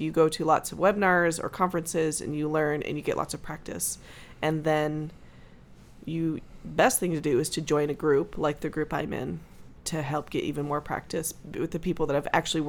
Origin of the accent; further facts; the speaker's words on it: California, United States; now in Dallas, United States; I am originally from Orange County, California, but I currently live in a suburb of Dallas, Texas, which I love.